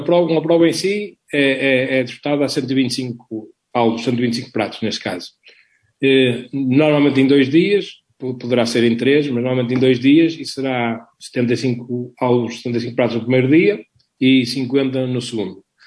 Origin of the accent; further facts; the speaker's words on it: Vila do Conde, Norte, Portugal; sou de Vila do Conde